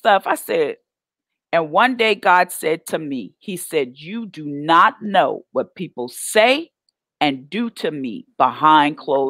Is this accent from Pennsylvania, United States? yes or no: no; Oklahoma, United States; now in Dallas area, United States; I am from Oklahoma. My kids went to Jinx